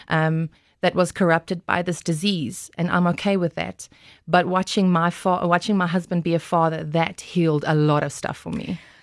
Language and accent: English; Glen Harvey, North West, South Africa; I grew up in Glen Harvey. That's, uh, close to Western Aria on your way to Potch